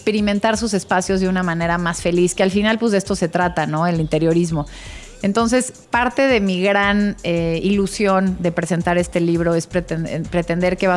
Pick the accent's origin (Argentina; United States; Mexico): Mexico; Oaxaca; desde donde nací, la casa de mis abuelos donde crecí en Oaxaca, la casa de mi abuela Virginia del siglo XVIII en San Ángel, un poco de dónde vengo